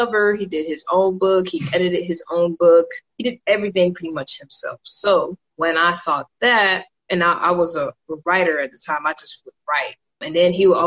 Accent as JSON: {"language": "English", "town": "Miami", "region": "Florida", "country": "United States", "moved": "as an adult", "lives_now": "Fort Bragg, United States", "said": "I'm from Miami, Florida, originally"}